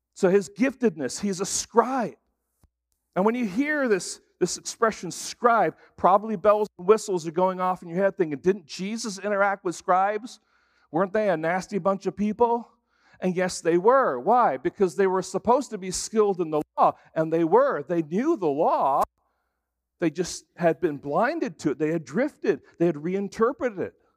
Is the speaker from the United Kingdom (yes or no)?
yes; England, United Kingdom; moved away; I grew up in England, and so it was kinda like for me going home